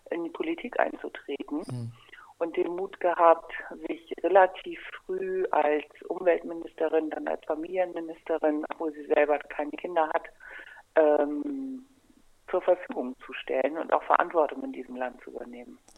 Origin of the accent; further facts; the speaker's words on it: Kiel, Schleswig-Holstein, Germany; wie gesagt, ich komme aus dem Norden dieses wunderbaren Landes. Ich komme aus Kiel